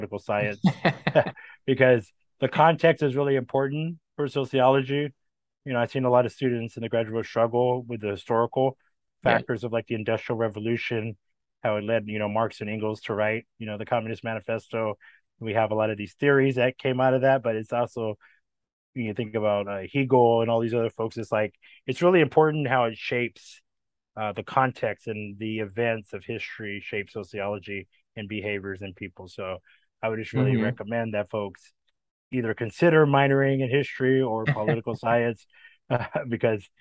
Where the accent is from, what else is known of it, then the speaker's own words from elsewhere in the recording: Bakersfield, California, United States; born and raised in East Bakersfield